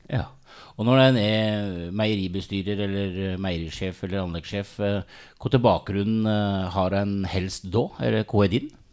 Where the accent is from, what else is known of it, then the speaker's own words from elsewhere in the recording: Hole, Buskerud, Norway; står jo litt i en lokal matbutikk hjemme i Hole, da, og selger ost om sommeren